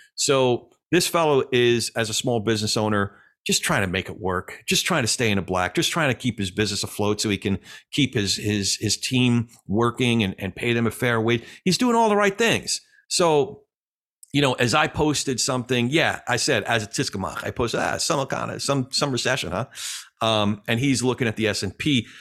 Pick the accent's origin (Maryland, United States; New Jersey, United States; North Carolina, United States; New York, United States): New Jersey, United States; the Jersey side; my hometown, the Jersey side